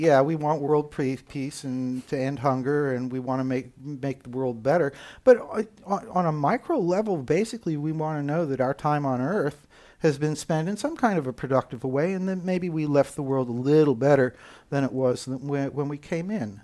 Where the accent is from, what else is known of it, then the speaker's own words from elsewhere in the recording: United States; accent: American; moved away as an adult; now in Copenhagen, Denmark; despite my American accent, uh, I am, in fact, German citizen. I live in Copenhagen, Denmark